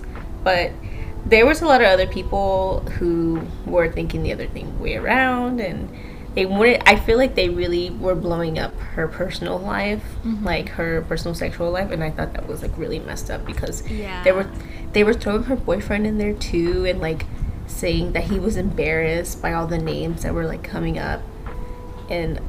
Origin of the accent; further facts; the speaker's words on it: Texas, United States; As a Texan